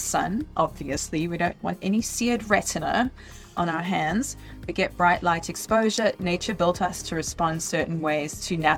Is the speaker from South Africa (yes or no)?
yes; South Africa; I'm from South Africa